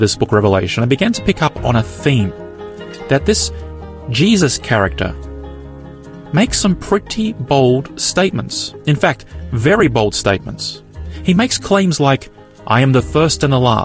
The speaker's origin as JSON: {"language": "English", "country": "Australia", "tie": "born or raised there", "said": "I'm born here in Australia"}